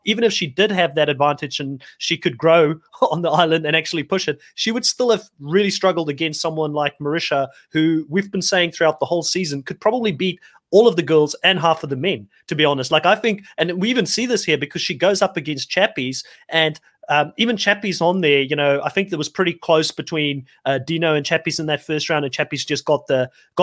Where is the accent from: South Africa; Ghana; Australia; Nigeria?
South Africa; moved away; Being South African originally myself